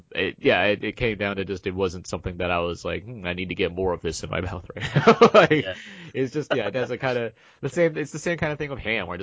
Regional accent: Southern California, United States; I'm from SoCal. We're both. I mean, you've been. I've been there many years. We went to high school in SoCal

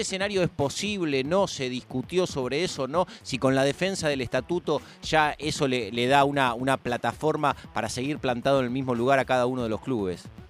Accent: Buenos Aires, Argentina; yo soy de Parque Patricios

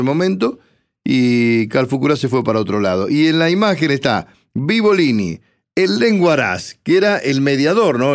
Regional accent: 25 de Mayo, Buenos Aires Province, Argentina; la historia de mi pueblo

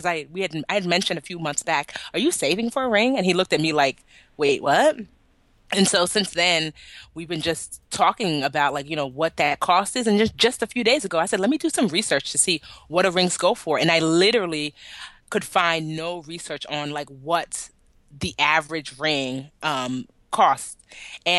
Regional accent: Nigeria; I love being Nigerian

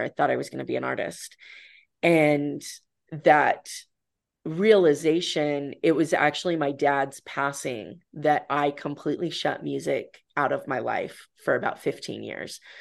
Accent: Idaho, United States; moved away; my hometown in Idaho

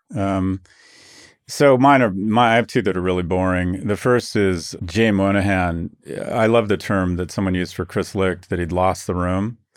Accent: Scotland, United Kingdom; I'm Scottish

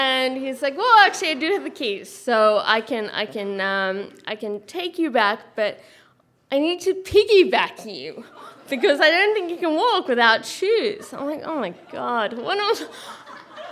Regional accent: Australia; I'm Australian

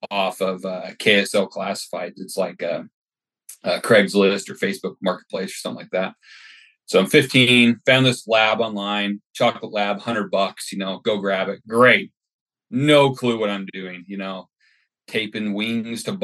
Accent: Utah, United States; moved away as an adult; now in Kuna, United States; I grew up in Utah, so down there right off the Great Salt Lake.

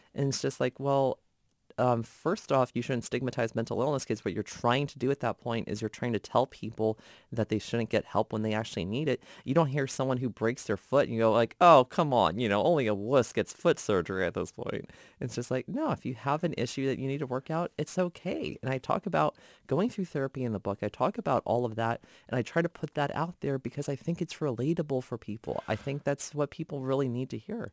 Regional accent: Gainesville, Virginia, United States; reporting for my hometown newspapers, Gainesville Times, Prince William Times

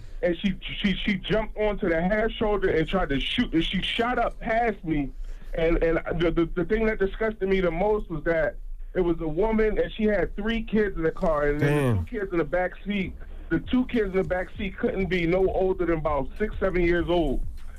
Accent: Philadelphia, Pennsylvania, United States; now in South Carolina, United States; I'm a trucker. I'm from Philly, but right now I'm in the 803.

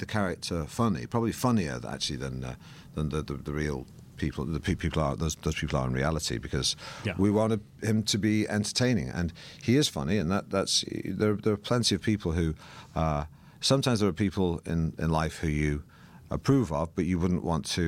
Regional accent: Manchester, North West England, United Kingdom; because I grew up in Manchester, and the world that the movie's set in was a world that I was tangentially involved in my youth.

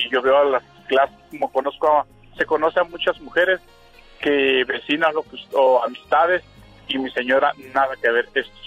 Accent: Coatzacoalcos, Veracruz, Mexico; also born or lived in Chihuahua, Chihuahua; now in Ciudad Juárez, Mexico; Ciudad Juárez, Chihuahua, pero soy originario de Coaxacualco, Veracruz.

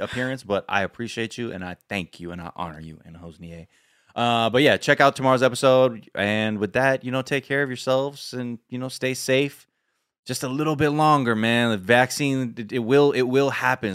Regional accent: California, United States; I'm from California.

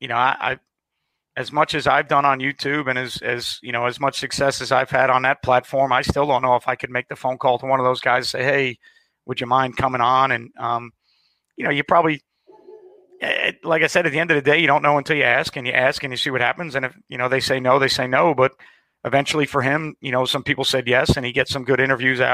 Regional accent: Long Island, New York, United States; now in Jacksonville, United States; I grew up in New York. I'm a Long Island guy

